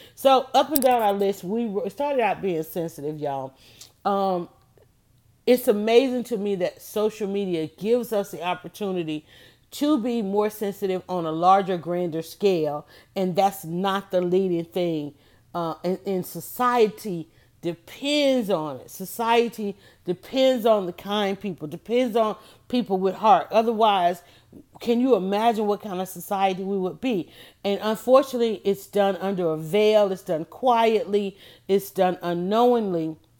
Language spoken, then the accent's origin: English; Atlanta, Georgia, United States; I grew up on Wichita Drive